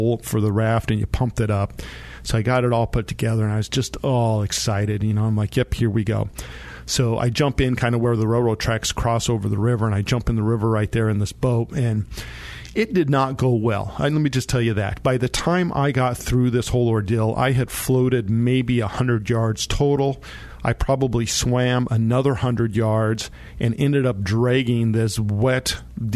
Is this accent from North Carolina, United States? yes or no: no; San Luis Valley, Colorado, United States; I grew up down in the San Luis Valley in Colorado